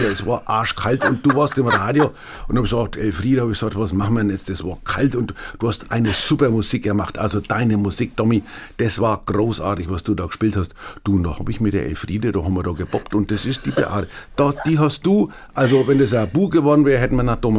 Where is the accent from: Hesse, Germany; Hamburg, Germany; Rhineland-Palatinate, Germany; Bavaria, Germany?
Bavaria, Germany; Ich war neulich in meiner fränkischen Heimat